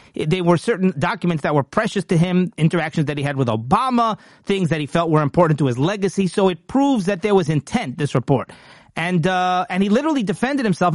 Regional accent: United States; I'm an American

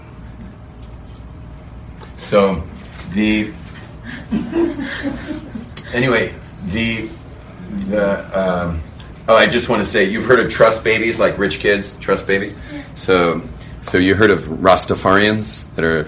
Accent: Los Angeles, California, United States; as a kid growing up in Hollywood.

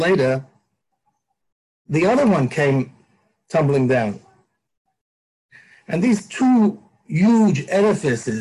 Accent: United States; I grew up in the United States

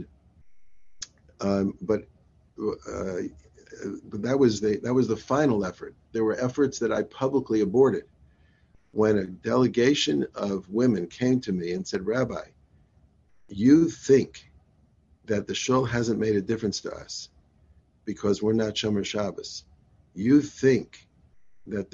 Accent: Atlanta, Georgia, United States; Having been raised in Atlanta

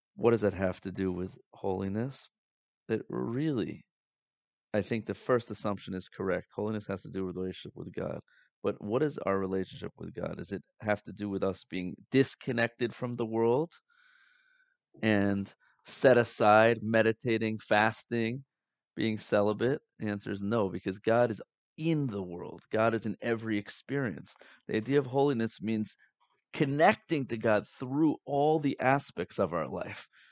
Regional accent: United States; growing up in America, in the Western world

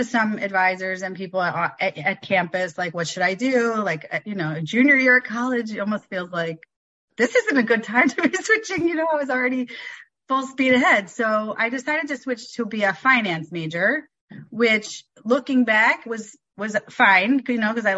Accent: Philadelphia, Pennsylvania, United States; moved away as an adult; also born or lived in San Diego / Bethesda, Maryland; now in Atlanta, United States; I grew up in Philadelphia

